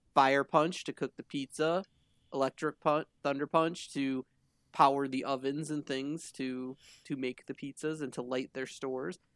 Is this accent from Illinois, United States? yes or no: no; Michigan, United States; we're all from Michigan